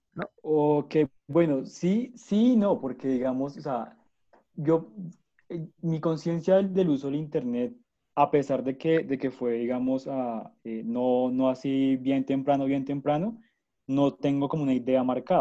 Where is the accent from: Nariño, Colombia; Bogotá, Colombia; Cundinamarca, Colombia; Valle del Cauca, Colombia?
Cundinamarca, Colombia; near Zipaquirá; yo nací en el 2000 también cerca de Zipaquirá